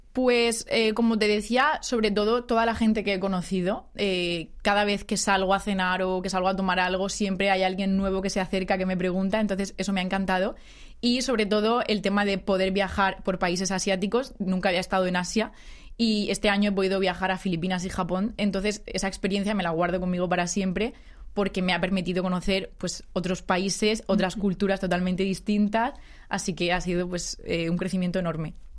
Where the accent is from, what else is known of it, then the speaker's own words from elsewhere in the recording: Spain; moved away as an adult; now in South Korea; la oficina todos somos españoles